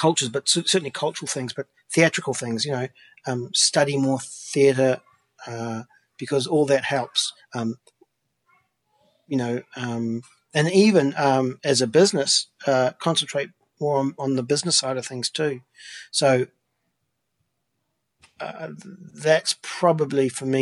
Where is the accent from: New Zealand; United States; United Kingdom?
New Zealand; now in Vancouver, Canada; Growing up in New Zealand